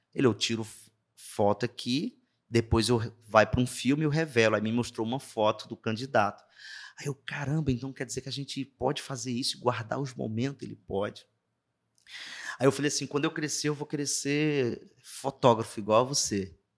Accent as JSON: {"language": "Portuguese", "town": "Juazeiro do Norte", "region": "Ceará", "country": "Brazil", "tie": "born or raised there", "accent": "sotaque arrastado do interior", "moved": "as an adult", "said": "sou natural de Juazeiro do Norte, é, interior do Ceará"}